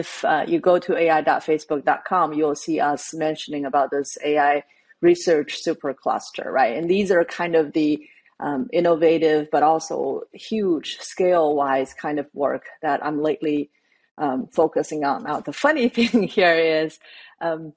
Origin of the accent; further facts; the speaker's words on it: China; moved away; growing up in China